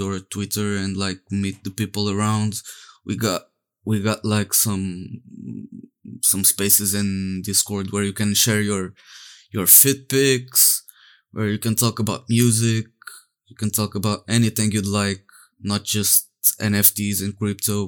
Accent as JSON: {"language": "English", "country": "Portugal", "said": "I'm from Portugal."}